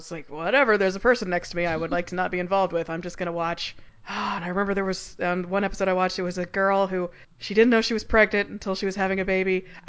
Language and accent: English; Central Time Zone, United States; moved away; I grew up in Central Time